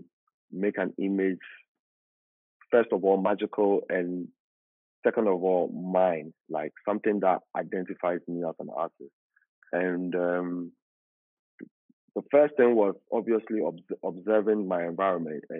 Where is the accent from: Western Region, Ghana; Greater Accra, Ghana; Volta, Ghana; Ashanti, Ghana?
Greater Accra, Ghana; Accra; I was born in Accra, the capital city, in a suburban area called Makati Hills